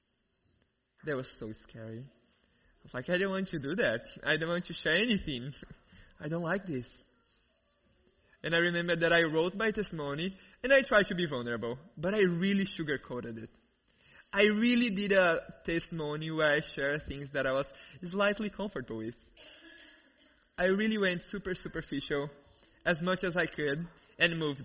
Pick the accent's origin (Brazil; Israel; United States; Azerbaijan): Brazil; accent: thick accent; English is a second language; moved away; I grew up in Brazil, as many of you guys know, and you probably noticed this really amazing accent, this really thick accent.